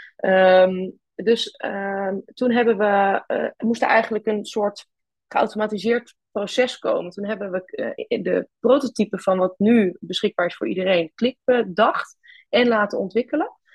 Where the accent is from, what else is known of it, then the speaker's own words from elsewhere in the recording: Twente, Overijssel, Netherlands; moved away as an adult; now in Groningen, Netherlands; ik ben oorspronkelijk kom ik uit Twente